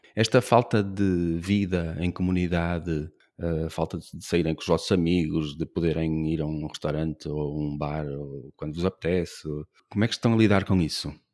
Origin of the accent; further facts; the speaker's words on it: Braga, Norte, Portugal; now in Porto, Portugal; eu também nasci em Braga